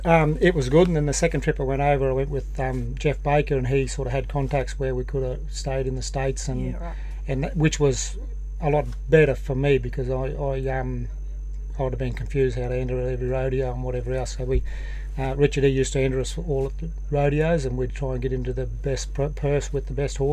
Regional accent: Aramac, Queensland, Australia; moved away as an adult; also born or lived in Blackall, Queensland / Alpha, Queensland; now in Victoria, Australia; we've been down the last 16 years down in Victoria. I was born in Blackall in the middle of Queensland. Went from there to Alpha as a kid. Then the parents bought a place at Aramac. So I'll probably always say I'm an Aramac lad

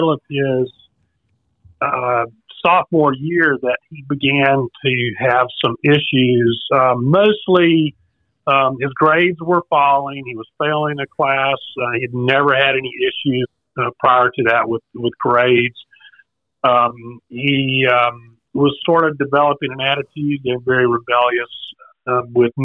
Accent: South Carolina, United States; now in Raleigh, United States; I'm from South Carolina originally

